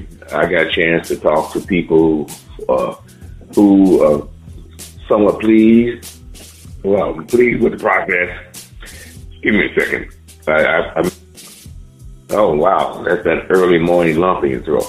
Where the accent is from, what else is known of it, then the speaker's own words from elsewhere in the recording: Miami-Dade County, Florida, United States; I'm from Miami-Dade County